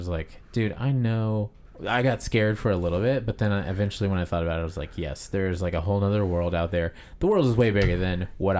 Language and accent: English; Kansas, United States; moved away; also born or lived in Texas; Cause we come from Kansas.